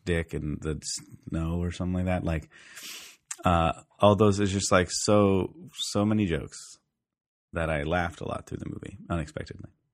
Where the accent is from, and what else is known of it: Canada